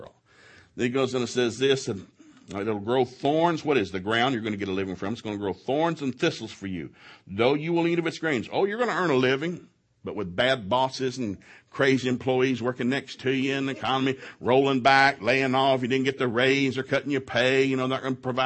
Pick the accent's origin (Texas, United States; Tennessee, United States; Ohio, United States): Tennessee, United States; Ducktown; now in Oklahoma, United States; we grew up in East Tennessee